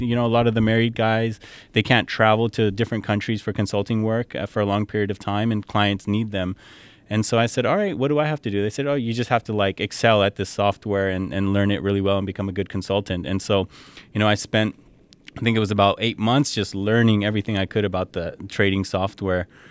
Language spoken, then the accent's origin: English; San Jose, California, United States; moved away as an adult; also born or lived in Edmonton, Canada / Dubai, United Arab Emirates; I grew up in California, well, Bay Area, California. Um, you know, lived there my whole life